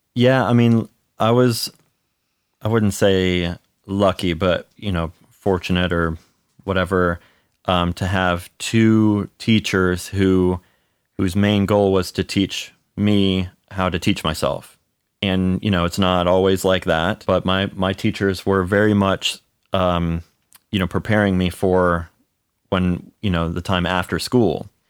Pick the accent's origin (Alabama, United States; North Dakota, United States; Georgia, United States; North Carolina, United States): North Carolina, United States; Charlotte; also born or lived in Cleveland, Ohio; half of my life I grew up in Cleveland, and then the other half I grew up in, uh, Charlotte, North Carolina